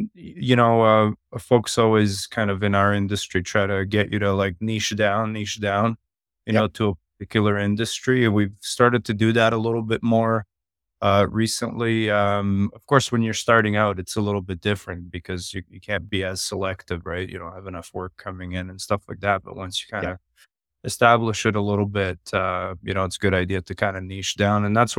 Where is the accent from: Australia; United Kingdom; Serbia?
Serbia; now in Calgary, Canada; I'm from western part of Canada, a city called Calgary. I've lived here since the 90s. Originally, I'm from Europe, from Serbia.